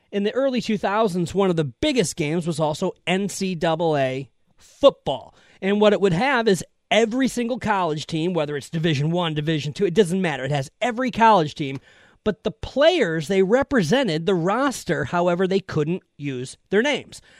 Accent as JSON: {"language": "English", "town": "Detroit", "region": "Michigan", "country": "United States", "tie": "born or raised there", "said": "wrestlers I when I was a boy growing up in Iron Detroit."}